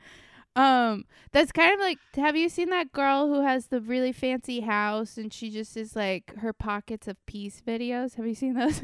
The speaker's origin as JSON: {"language": "English", "region": "Florida", "country": "United States", "tie": "born or raised there", "said": "growing up in Florida"}